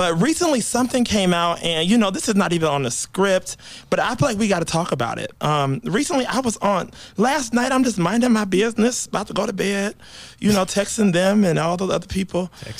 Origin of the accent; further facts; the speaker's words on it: Georgia, United States; I know some of them personally growing up in Georgia.